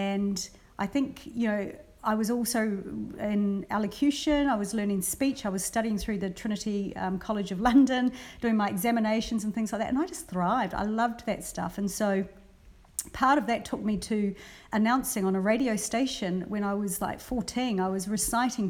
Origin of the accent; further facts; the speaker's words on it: New Zealand; also born or lived in Brisbane, Australia; now in Australia; I've mostly worked a lot with radio stations in New Zealand because I grew up in New Zealand